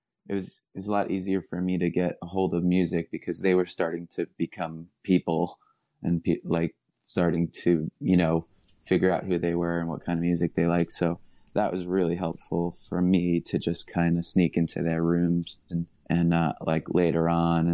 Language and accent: English; Nassau County, Long Island, New York, United States; moved away as an adult; now in Brooklyn, United States; I live in Brooklyn for a while now, about 20 miles away from where I grew up on Long Island